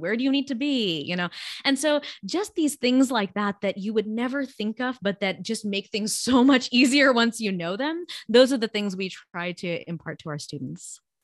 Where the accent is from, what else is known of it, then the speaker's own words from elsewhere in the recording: Los Angeles, California, United States; first language Gujarati; English is a second language; I grew up in Los Angeles